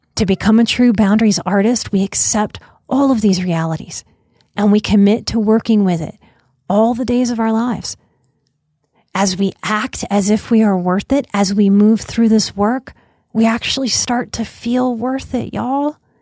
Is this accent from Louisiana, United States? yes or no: yes; New Orleans, Louisiana, United States; growing up in New Orleans